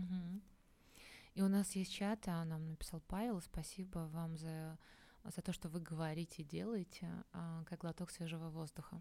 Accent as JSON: {"language": "Russian", "region": "Minsk", "country": "Belarus", "tie": "born or raised there", "moved": "yes", "said": "я сама родом из Минска"}